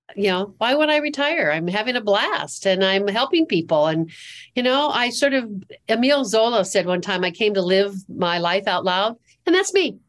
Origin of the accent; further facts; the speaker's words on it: California, United States; moved away as an adult; also born or lived in Seattle; now in Charlotte, United States; born and raised in California, lived in Seattle